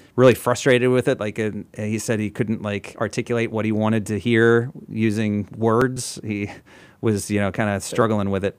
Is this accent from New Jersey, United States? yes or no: yes; New Jersey, United States; we're both from New Jersey